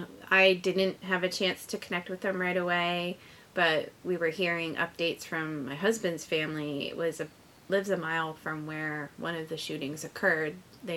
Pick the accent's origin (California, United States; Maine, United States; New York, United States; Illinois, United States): Maine, United States; Lewiston; it's my hometown, it's where I was born, it's where my parents were born and raised, and my husband's family as well. My husband was born in Lewiston.